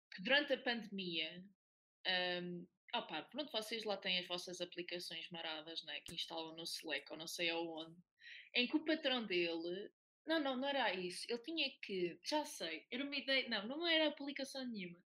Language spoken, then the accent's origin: Portuguese; Oliveira do Hospital, Centro, Portugal; sou, natural da Oliveira do Hospital